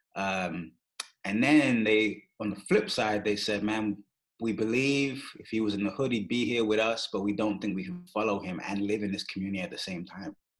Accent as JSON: {"language": "English", "region": "London", "country": "United Kingdom", "tie": "born or raised there", "moved": "as an adult", "lives_now": "Kansas City, United States", "said": "I grew up in London, England."}